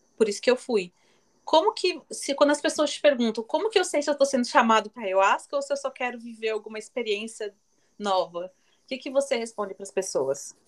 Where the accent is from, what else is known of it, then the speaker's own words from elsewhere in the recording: Joinville, Santa Catarina, Brazil; eu sou de Joinville, Santa Catarina, no sul